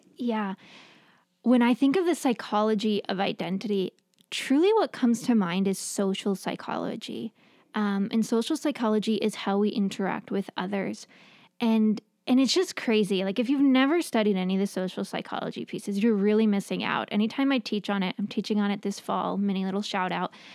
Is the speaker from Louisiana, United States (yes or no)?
no; New York, United States; moved away; I grew up in New York, and so we had ocean, not lake